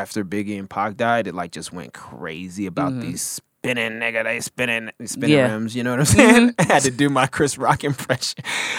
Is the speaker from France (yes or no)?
no; Nigeria; accent: Nigerian; I'm sorry. My Nigerian accent. Sorry. It comes out sometimes.